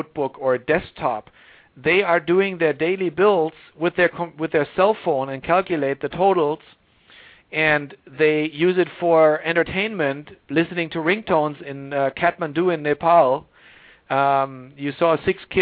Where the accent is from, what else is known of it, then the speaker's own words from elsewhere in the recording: Germany; moved away as an adult; also born or lived in Tokyo, Japan; now in Silicon Valley, United States; I grew up in Germany, but I grew up in this tiny village of 5,000 people